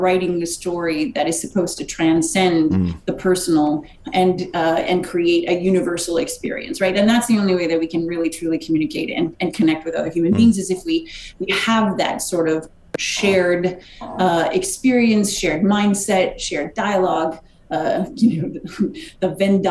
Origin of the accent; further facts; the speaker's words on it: Wisconsin, United States; moved away; I'm from Wisconsin. We're used to, you know, fairly miserable weather for most of the time